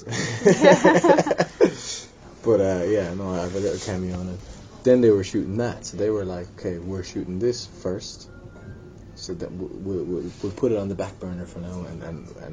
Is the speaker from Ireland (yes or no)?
yes; Limerick, Munster, Ireland; also born or lived in London; growing up in Limerick